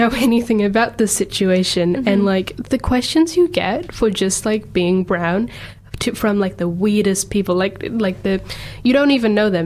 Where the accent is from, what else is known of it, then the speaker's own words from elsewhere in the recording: Auckland, New Zealand; also born or lived in Botswana / Kerala, India; now in Dunedin, New Zealand; I was born in Botswana, which is just above South Africa. My parents are scattered from India, mainly from Kerala, and then I grew up in Auckland for like 10-12 years of my life, and then I moved down here.